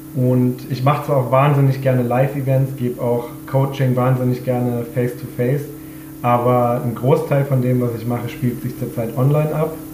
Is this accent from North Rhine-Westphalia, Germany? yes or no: no; Freiburg, Baden-Württemberg, Germany; moved away as an adult; now in Vienna, Austria; bin ich ursprünglich aus Deutschland, nämlich aus Freiburg. Aber ich wohne mittlerweile seit zehn Jahren in Wien